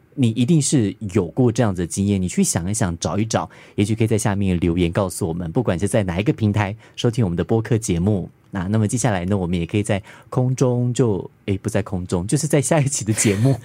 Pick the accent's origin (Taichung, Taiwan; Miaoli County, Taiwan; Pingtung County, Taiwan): Pingtung County, Taiwan; also born or lived in Taipei; 我小的时候，在屏东